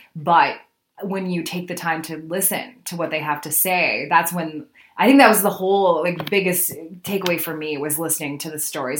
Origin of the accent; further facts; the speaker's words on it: Alberta, Canada; moved away as an adult; also born or lived in Manitoba; now in Winnipeg, Canada; I'm originally from Alberta, where I spent most of my career in radio